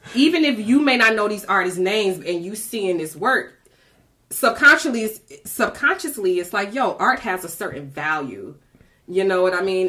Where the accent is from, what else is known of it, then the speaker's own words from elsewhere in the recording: Detroit, Michigan, United States; I'm a seven mile girl. I grew up in Detroit, West mm-hmm. Side